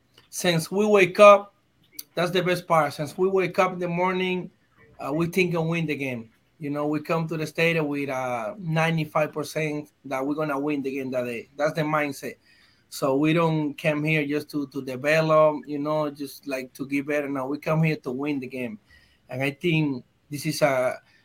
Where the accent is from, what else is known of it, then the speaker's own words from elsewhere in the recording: Dominican Republic; English is a second language; moved away; I come from Dominican Republic. So as a Latin guy